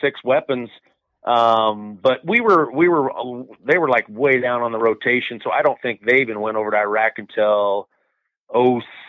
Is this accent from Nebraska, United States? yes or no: yes; Scottsbluff, Nebraska, United States; I was born and raised here